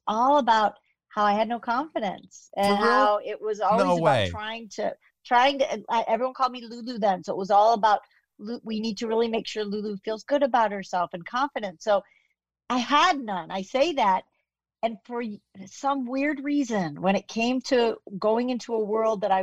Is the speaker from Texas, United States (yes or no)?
no; Chicago, Illinois, United States; moved away; also born or lived in Kansas; I'm a Chicago girl, but I went to the University of Kansas. So I adopted, you know, I have a little bit of Kansas in me, but Chicago is really my foundation